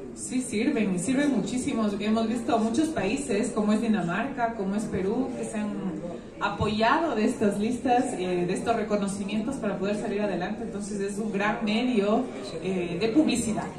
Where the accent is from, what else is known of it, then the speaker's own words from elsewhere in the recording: Ecuador; uno como ecuatoriano